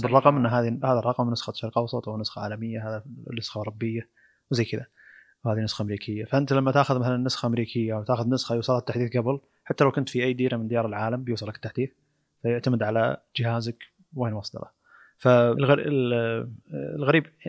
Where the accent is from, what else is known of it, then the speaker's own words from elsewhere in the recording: Saudi Arabia; عندنا في السعوديه